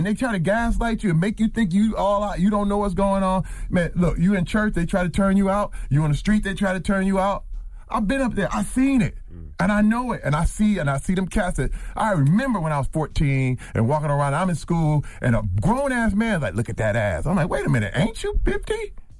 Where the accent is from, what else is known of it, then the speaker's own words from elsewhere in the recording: Flint, Michigan, United States; I'm from Flint, Michigan.